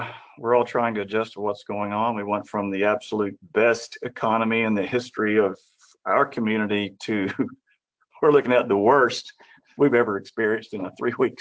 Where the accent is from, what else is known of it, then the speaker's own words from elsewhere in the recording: Oklahoma, United States; my hometown Congressman Wes Watkins